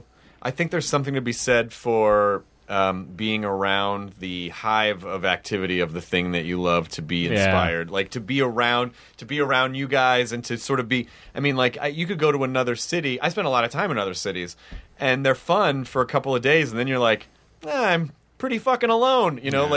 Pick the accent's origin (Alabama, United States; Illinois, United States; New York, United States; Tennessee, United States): Tennessee, United States; Memphis; also born or lived in Jonesboro; Oh shit, I'm from Memphis.